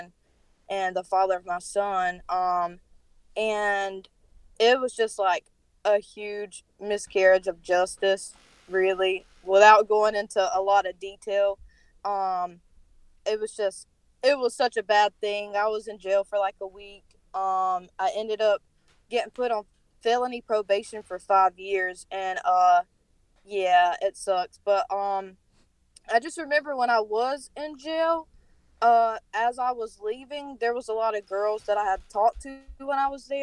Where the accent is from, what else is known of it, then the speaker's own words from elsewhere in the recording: North Carolina, United States; accent: thick; Sorry for my accent, by the way. I'm from North Carolina, so it's, like, really thick